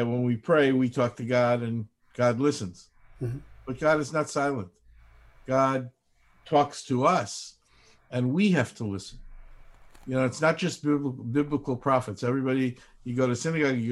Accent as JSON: {"language": "English", "town": "Chicago", "region": "Illinois", "country": "United States", "tie": "born or raised there", "said": "I grew up in Chicago, where we all sat on our front porches every night"}